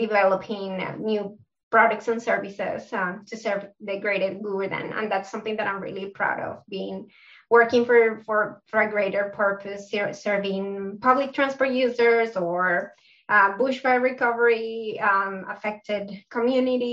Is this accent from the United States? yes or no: no; Bogotá, Colombia; accent: South American; English is a second language; moved away as an adult; now in Melbourne, Australia; My accent is from South America, so I'm from Colombia. I was born in Bogota, Colombia, but I've been living in Melbourne for 9 years now